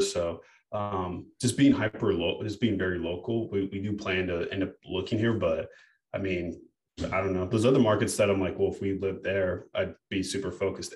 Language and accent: English; United States; I was born in America and I have a degree